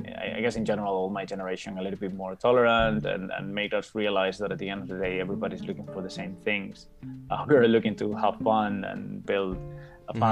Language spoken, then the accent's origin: English; Mérida, Extremadura, Spain; English is a second language; moved away as an adult; also born or lived in Madrid, Spain; now in Dublin, Ireland; I come from the west of Spain, a small town called Mérida, which is right next to the border with Portugal. That's where I was born and where I grew up until I went to Madrid to study the engineering degree